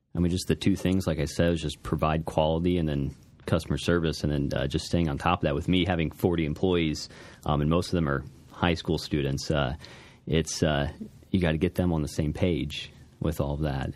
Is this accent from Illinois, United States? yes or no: yes; Alton, Illinois, United States; I was born and raised in Alton, uh, just off the street on Albee. Uh, so I've, uh, I've always been here